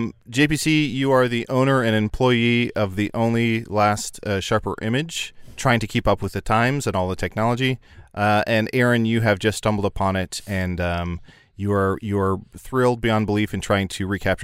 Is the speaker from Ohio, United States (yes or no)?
yes; Ohio, United States; they had it at COSI, which is a museum I grew up in Ohio